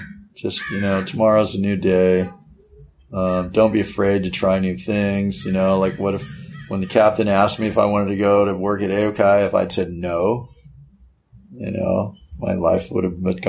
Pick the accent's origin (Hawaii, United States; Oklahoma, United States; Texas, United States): Hawaii, United States; especially like growing up in Hawaii and learning, you know, being a member of the minority